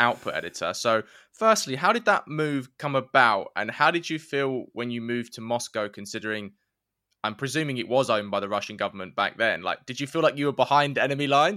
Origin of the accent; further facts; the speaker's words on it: London, United Kingdom; also born or lived in Romford; I'm a middle-class lad from East London.